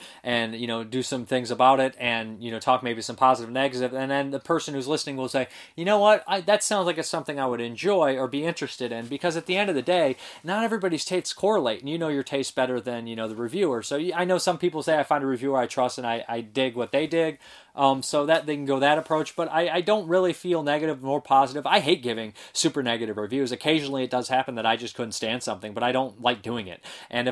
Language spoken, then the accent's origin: English; Toledo, Ohio, United States; I grew up in Toledo, Ohio